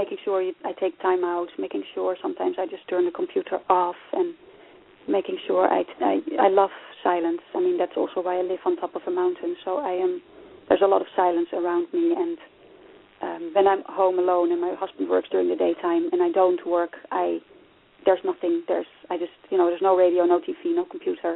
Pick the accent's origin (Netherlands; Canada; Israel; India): Netherlands; born or raised there; also born or lived in Nigeria; now in Ireland